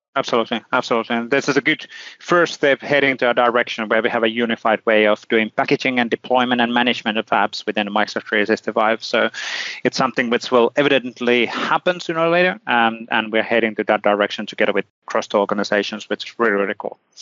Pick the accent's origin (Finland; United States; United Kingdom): Finland; I'm from Finland, you know, Lapland